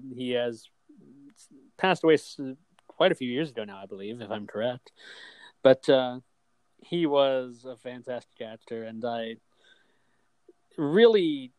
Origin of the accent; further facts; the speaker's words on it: United States; even though we are from America, and I haven't been to England